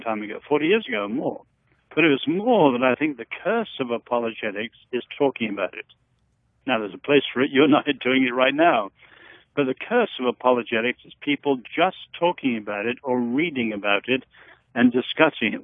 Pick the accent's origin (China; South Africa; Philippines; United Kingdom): China; Henan; moved away; Where I happened to be born, north central China, in Henan province